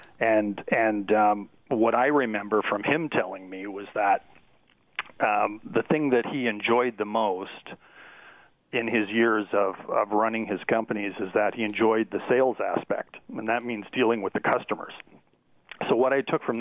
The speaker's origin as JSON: {"language": "English", "town": "Hamilton", "region": "Ontario", "country": "Canada", "tie": "born or raised there", "said": "growing up in the Hamilton Burlington area half the time when I was a kid"}